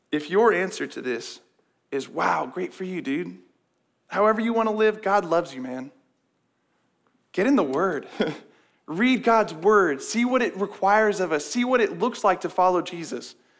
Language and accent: English; West Des Moines, Iowa, United States; I grew up in West Des Moines, went to Valley High